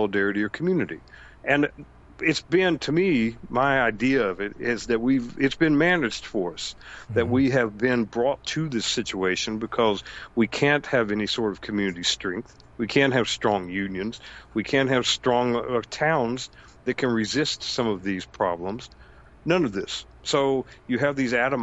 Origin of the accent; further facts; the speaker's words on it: United States; as an American